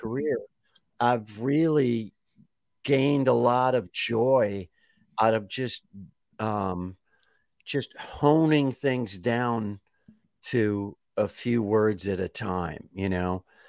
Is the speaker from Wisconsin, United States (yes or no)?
yes; Kenosha, Wisconsin, United States; I am from Kenosha, Wisconsin